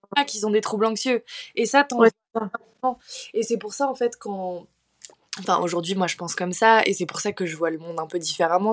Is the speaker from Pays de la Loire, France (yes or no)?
no; Paris, Île-de-France, France; now in Bordeaux, France; j'ai grandi à Paris, donc dans une famille très aisée